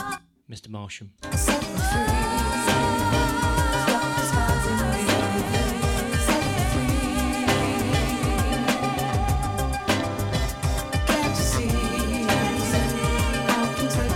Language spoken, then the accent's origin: English; Stoke-on-Trent, West Midlands, United Kingdom; I am from Stoke.